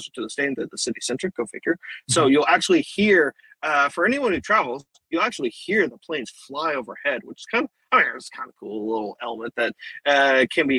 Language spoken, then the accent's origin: English; United States; I'm American